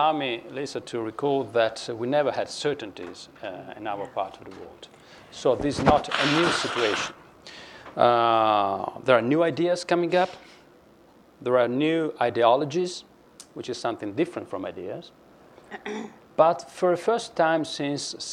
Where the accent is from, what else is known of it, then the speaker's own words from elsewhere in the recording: Venice, Veneto, Italy; I was born in Venice